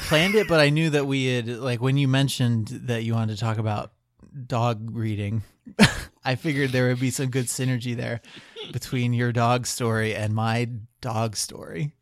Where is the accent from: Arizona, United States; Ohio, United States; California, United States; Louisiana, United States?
Ohio, United States; also born or lived in New Jersey; I'm from Ohio